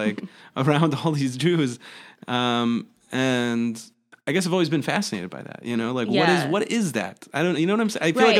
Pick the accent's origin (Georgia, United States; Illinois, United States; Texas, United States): Illinois, United States; Highland Park; I'm from Helen Park.